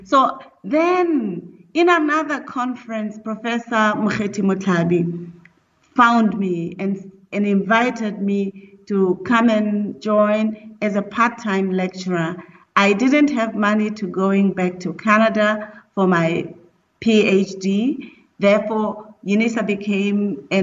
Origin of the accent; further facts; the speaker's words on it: South Africa; also born or lived in Lesotho; I'm a South African of South Africa and Lesotho descent, so my maternal family is in Lesotho